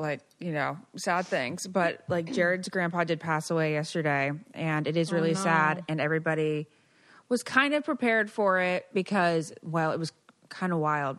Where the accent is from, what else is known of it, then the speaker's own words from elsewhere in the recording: Virginia, United States; moved away as an adult; also born or lived in Los Angeles, United States; now in Rhode Island, United States; I'm from Virginia, but I live in Rhode Island